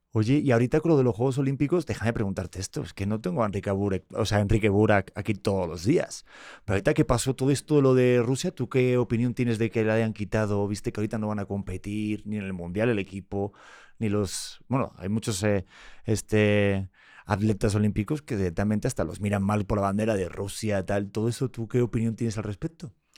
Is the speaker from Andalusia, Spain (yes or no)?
no; Madrid, Community of Madrid, Spain; nací en Madrid, nací en España